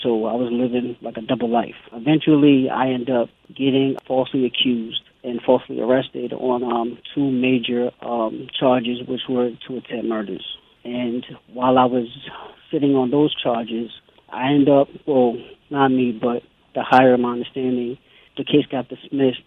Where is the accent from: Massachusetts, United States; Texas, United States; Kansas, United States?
Massachusetts, United States; Boston; also born or lived in Savannah, Georgia; born and raised in Boston, which is Roxbury